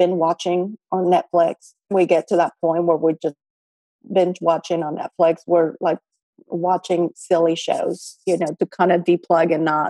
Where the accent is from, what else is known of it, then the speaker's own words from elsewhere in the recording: Mexico; moved away; I'm also from Mexico